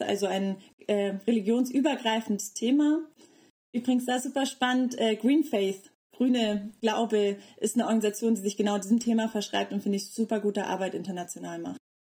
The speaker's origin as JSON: {"language": "German", "area": "North Frisia", "region": "Schleswig-Holstein", "country": "Germany", "tie": "born or raised there", "also_born_or_lived": "Tanzania / Bayreuth", "moved": "as an adult", "lives_now": "Leipzig, Germany", "said": "ich komme aus Nordfriesland"}